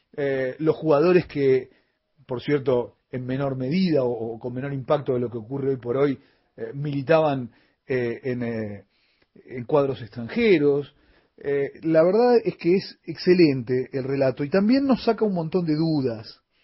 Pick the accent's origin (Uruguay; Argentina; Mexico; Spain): Argentina; nuestro país